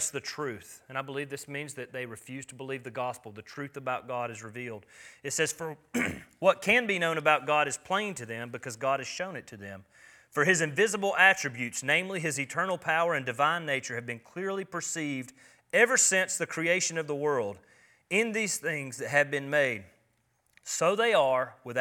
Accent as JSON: {"language": "English", "country": "United States", "said": "I'm an American"}